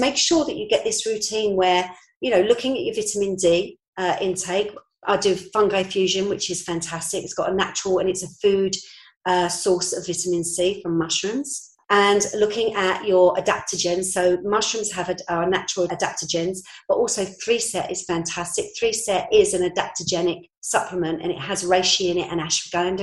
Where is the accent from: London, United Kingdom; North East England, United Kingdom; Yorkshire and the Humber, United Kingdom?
London, United Kingdom; moved away as an adult; now in Norfolk, United Kingdom; I'm a Londoner, born and bred. 6 years ago, I came up to Norfolk.